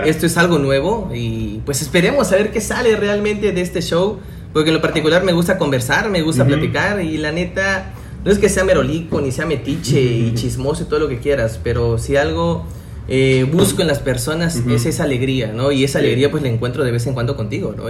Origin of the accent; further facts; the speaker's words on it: Tuxtla Gutiérrez, Chiapas, Mexico; soy de Tuxtla Gutiérrez